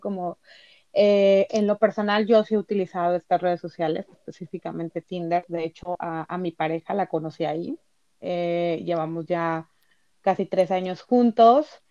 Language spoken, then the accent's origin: Spanish; Tabasco, Mexico; moved away as an adult; now in Tijuana, Mexico; yo soy de Tabasco, pero tengo ya dos años viviendo acá en Tijuana